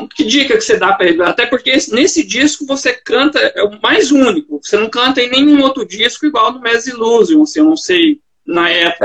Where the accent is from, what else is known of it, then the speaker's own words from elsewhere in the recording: Minas Gerais, Brazil; also born or lived in Goiânia, Goiás; now in Joinville, Brazil; eu sou originalmente de Minas